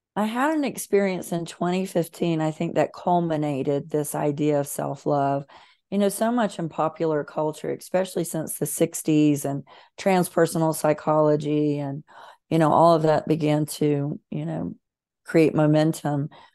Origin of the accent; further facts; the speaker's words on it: Bible Belt of America, the South, United States; I was raised in the Bible Belt of America, very Southern, very fundamentalist